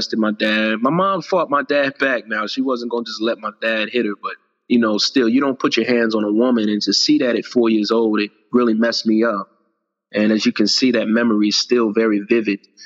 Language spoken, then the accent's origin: English; Virginia, United States; I was born in Virginia